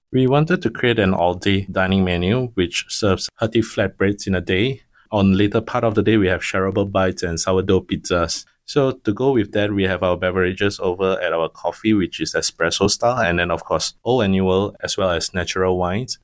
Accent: Penang, Malaysia; now in Singapore; I come from Penang.

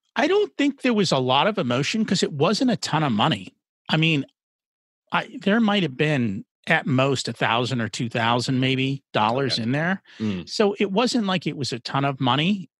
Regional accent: New Jersey, United States; born or raised there; first language English

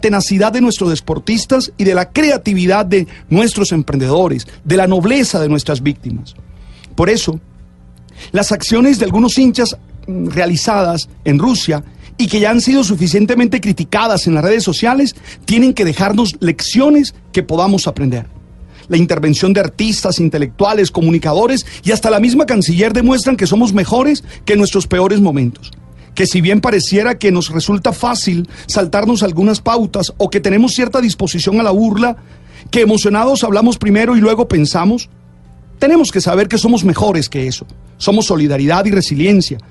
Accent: Colombia; lo que somos nosotros, los colombianos

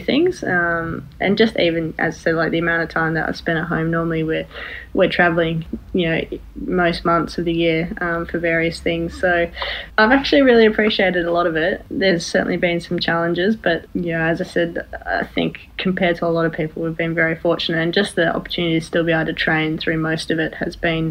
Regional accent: Sydney, New South Wales, Australia; growing up in Sydney or in Australia

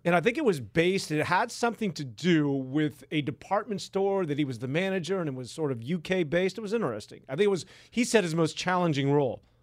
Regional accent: San Francisco, California, United States; I'm like the guy from Haight Ashbury. I've grown up in this stuff.

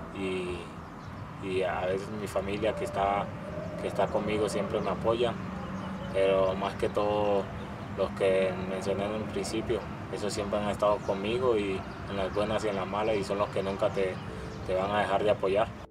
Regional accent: Magüí Payán, Nariño, Colombia; now in Mexico; Soy de Maguipayán, Nariño

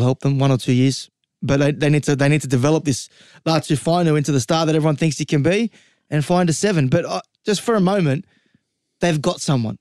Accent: the West, New South Wales, Australia; I'm from the West.

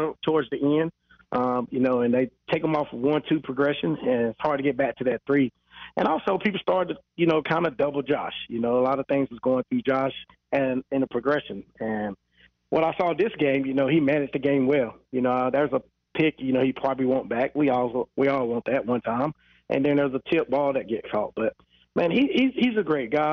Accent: Charlotte, North Carolina, United States; I'm back in my hometown. This is my state. Let's go. We're back in Charlotte

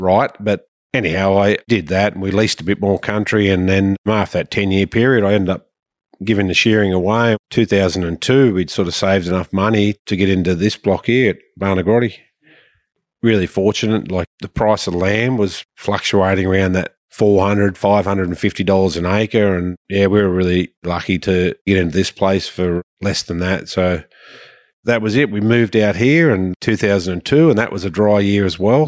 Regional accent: Sydney, New South Wales, Australia; moved away as an adult; also born or lived in Darwin / Katherine / Western Australia; so I grew up in Sydney, little place called Burrowra

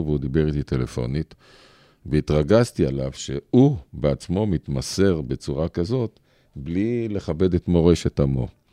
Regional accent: Ramla, Central District, Israel; אני שנולדתי פה, לא שבתי לאף מקום, גדלתי פה, צמחתי פה

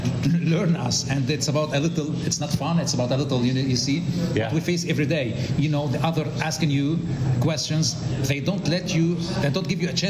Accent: South Governorate, Lebanon; English is a second language; I'm from South Lebanon, from Mamre, near Saidahir

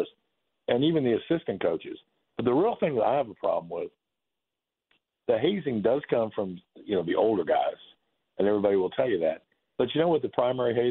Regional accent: Florida, United States; moved away; I grew up and played in Florida

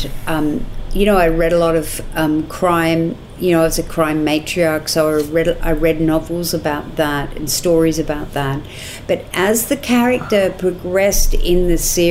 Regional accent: Newcastle, New South Wales, Australia; I grew up in Newcastle, which is about 2.5 hours north of Sydney.

